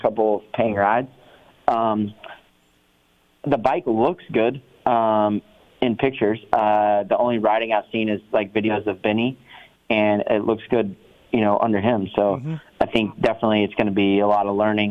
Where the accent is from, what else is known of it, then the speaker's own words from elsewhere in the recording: United States; I'm American